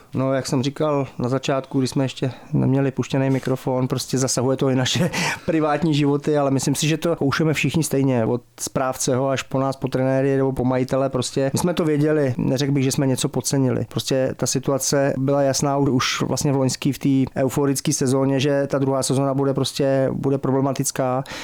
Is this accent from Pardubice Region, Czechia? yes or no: yes; Pardubice, Pardubice Region, Czechia; also born or lived in Germany; Já jsem vyrůstal v Pardubicích, od sedmi let jsem tady byl.